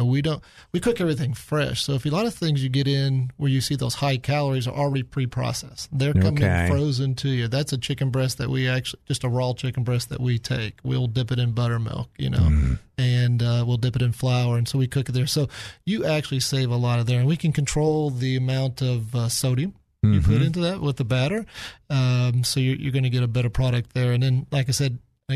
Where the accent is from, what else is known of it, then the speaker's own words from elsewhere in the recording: Kansas City, Missouri, United States; now in Little Rock, United States; I grew up in Kansas City